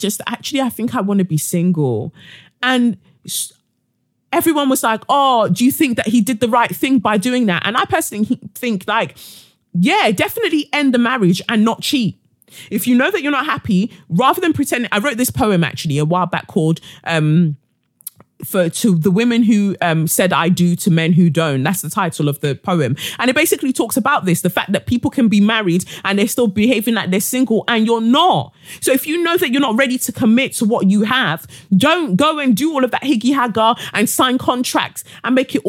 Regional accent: Nigeria; within my culture, being a Nigerian

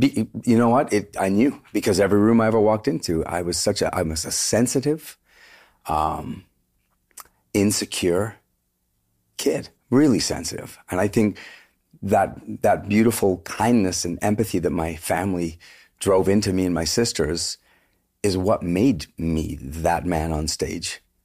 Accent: Vancouver, British Columbia, Canada; moved away as an adult; also born or lived in Toronto; we're from Vancouver.

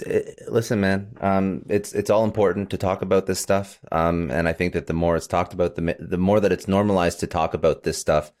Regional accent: Canada; now in United States; I'm actually Canadian

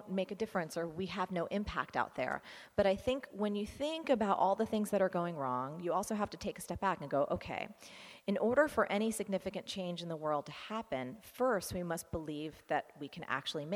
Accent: New Jersey, United States; I am from New Jersey

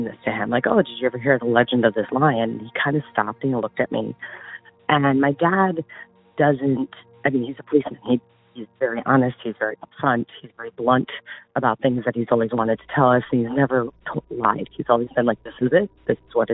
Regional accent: east of Cleveland, Ohio, United States; I grew up in a city east of Cleveland

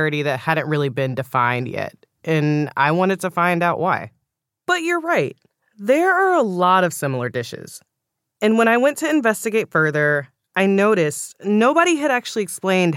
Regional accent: Houston, Texas, United States; I grew up in Houston, but my parents are from Louisiana

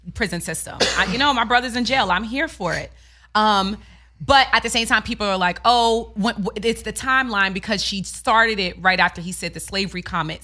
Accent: New York, United States; moved away as an adult; I'm from New York.

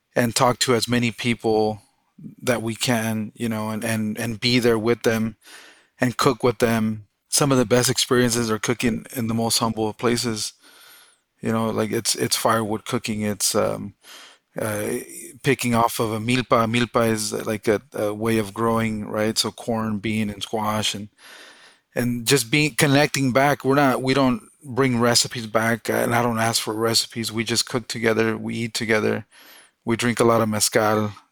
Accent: Southern California, United States; also born or lived in Mexico; now in Boise, United States; I was born in Mexico. Uh, I was brought to the U.S. illegally when I was four or five. Um, so I, I, grew up undocumented in Southern California

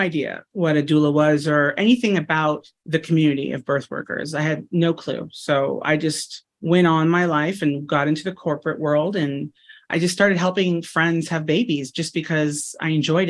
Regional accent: Los Angeles, California, United States; also born or lived in Simi Valley, California; I am born and raised in and right outside Los Angeles, California.

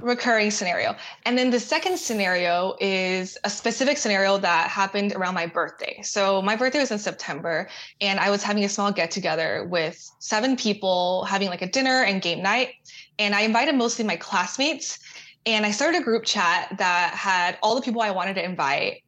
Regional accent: Austin, Texas, United States; I grew up in Austin

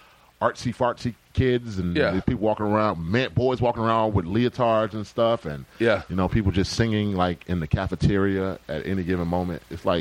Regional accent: Decatur, Georgia, United States; I'm from Decatur, Georgia

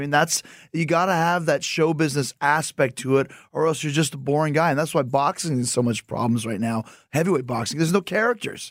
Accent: Winnipeg, Manitoba, Canada; I'm from Winnipeg

